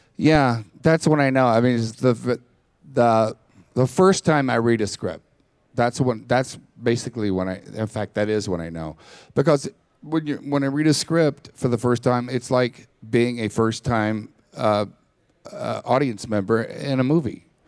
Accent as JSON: {"language": "English", "region": "Texas", "country": "United States", "tie": "born or raised there", "said": "I grew up in Texas"}